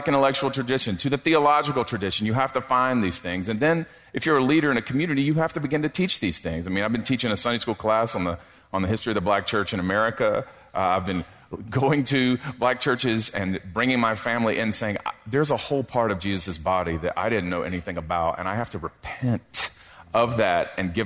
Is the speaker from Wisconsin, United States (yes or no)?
no; South Carolina, United States; I'm from South Carolina.